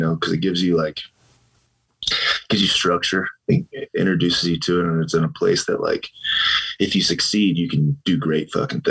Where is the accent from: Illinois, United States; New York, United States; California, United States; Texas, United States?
Illinois, United States; Chicago; moved away as an adult; I grew up in Chicago.